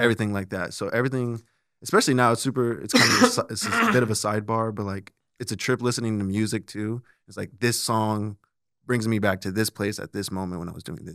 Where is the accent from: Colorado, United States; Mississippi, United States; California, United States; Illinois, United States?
Colorado, United States; now in Omaha, United States; I'm originally from Colorado